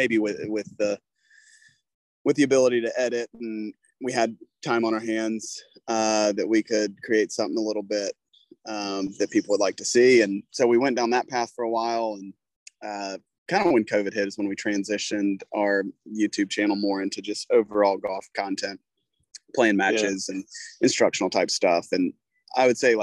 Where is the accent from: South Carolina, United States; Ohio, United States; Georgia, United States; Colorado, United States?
South Carolina, United States; growing up in South Carolina, I mean, it's kind of the home of golf here in the United States to a certain extent